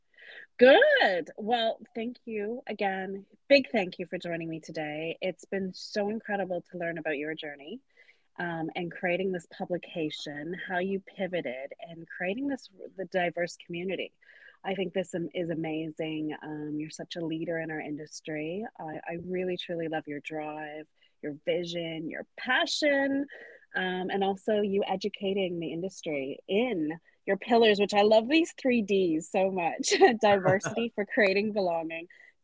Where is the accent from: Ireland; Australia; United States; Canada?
Canada; now in United Kingdom; I'm Canadian, so I do love the snow, but I've now been in the UK a while